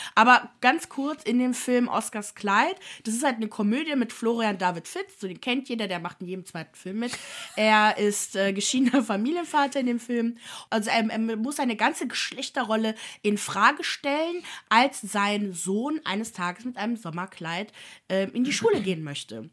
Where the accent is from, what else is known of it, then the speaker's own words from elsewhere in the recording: Germany; ich bin, ich wohne in Deutschland, bin da geboren